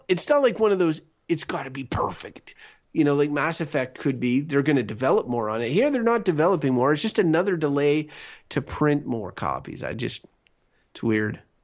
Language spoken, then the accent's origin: English; Canada; we're Canadian